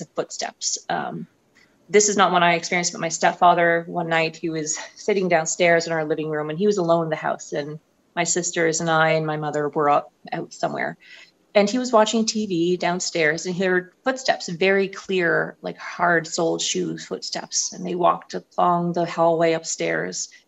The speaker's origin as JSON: {"language": "English", "town": "St. Andrews", "region": "New Brunswick", "country": "Canada", "tie": "born or raised there", "moved": "as an adult", "lives_now": "Montreal, Canada", "said": "I'm from New Brunswick. I was born and raised there, went to university there. I come from a small town, very small, called St. Andrews"}